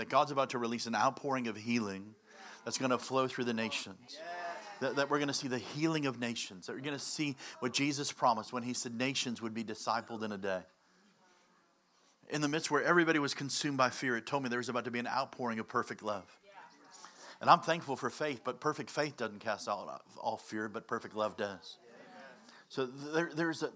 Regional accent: Chicago, Illinois, United States; I'm from Chicago

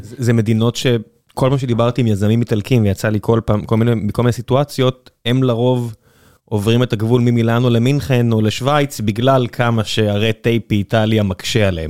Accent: Beersheba, Southern District, Israel; moved away; אני כבאר שבעי לשעבר

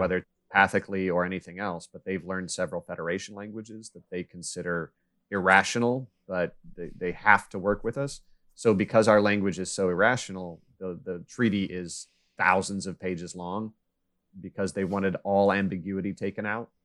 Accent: United States; I grew up in Kansas, Missouri

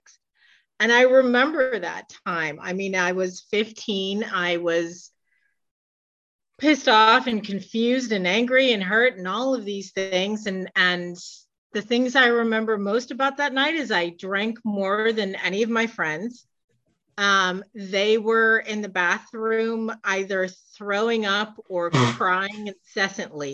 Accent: Michigan, United States; moved away; I'm originally from Michigan.

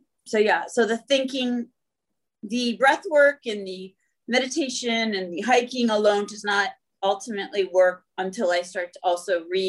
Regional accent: Northern Canada, Canada; I grew up in Northern Canada and was outside alone a lot and developed a real connection.

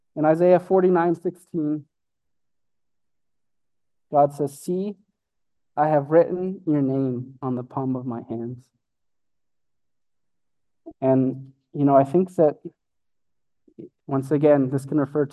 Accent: Brooks, Alberta, Canada; also born or lived in Calgary, Alberta; we moved from Brooks, Alberta

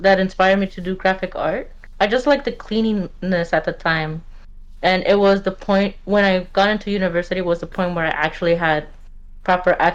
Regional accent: California, United States; also born or lived in Mexico; I was born here in California. Lived for a while, then went to Mexico around my younger teen years

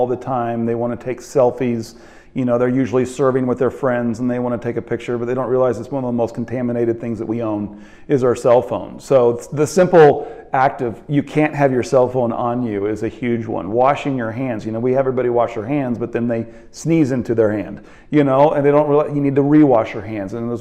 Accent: Kansas City, Missouri, United States; I'm from Kansas City, and our food bank in Kansas City is Harvester

